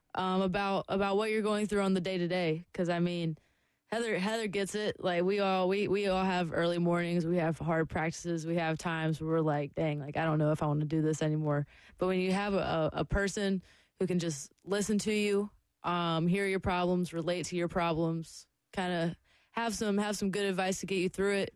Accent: Lexington, South Carolina, United States; I grew up in the South and here like competitive cheerleading is everything. like my high school, Lexington High School

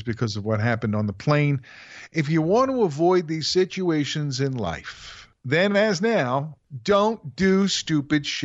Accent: United States; as an American.

